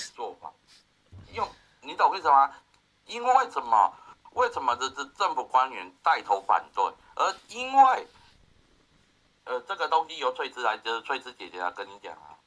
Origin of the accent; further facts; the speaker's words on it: Taiwan; 我们，我们台湾人只怕八天而已啊